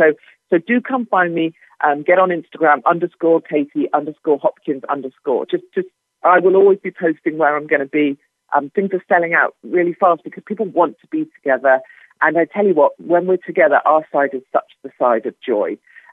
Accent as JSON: {"language": "English", "country": "United Kingdom", "said": "I'm banned from America, not just for being me, although that will come one day, but for my kind of British Ebola. I'm banned from leaving the UK."}